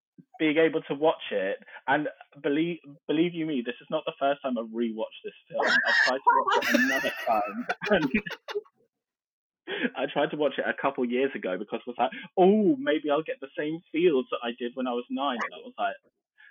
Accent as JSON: {"language": "English", "town": "Camberley", "region": "South East England", "country": "United Kingdom", "tie": "born or raised there", "said": "the little local Odeon in my hometown of Camberley"}